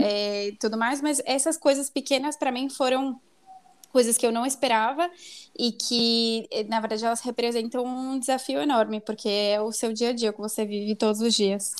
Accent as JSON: {"language": "Portuguese", "region": "São Paulo", "country": "Brazil", "tie": "born or raised there", "moved": "as an adult", "lives_now": "Mexico", "said": "eu nasci em São Paulo, mas especificamente na freguesia do Ó. É, toda a minha família é, sempre morou aí"}